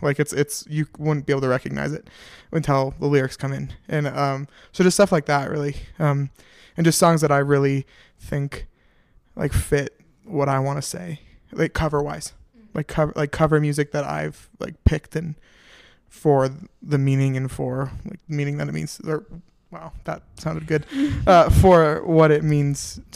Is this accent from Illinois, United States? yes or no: no; Denver, Colorado, United States; also born or lived in Minneapolis, Minnesota; I'm from Denver, Colorado. Not originally. I was born in Minneapolis, Minnesota, but fancy. Lived here for 15 years